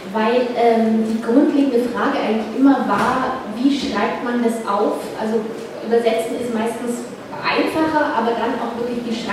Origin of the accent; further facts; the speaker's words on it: Munich, Bavaria, Germany; accent: Bavarian; Meine Eltern sind aus Bayern und auch also, äh, in München geboren und ich eben auch. Und deswegen, äh, ich habe auch zwei harte Jahre versucht, mir das Bayerisch abzutrainieren